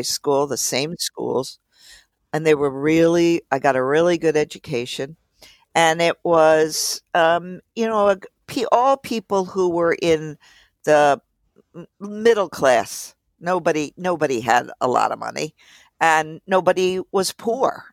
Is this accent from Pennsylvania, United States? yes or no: yes; Philadelphia, Pennsylvania, United States; I grew up in Philly